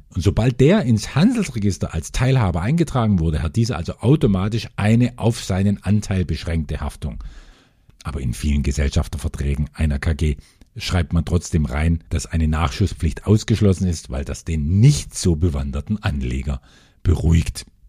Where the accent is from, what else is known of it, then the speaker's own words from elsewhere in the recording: Germany; bei uns in Deutschland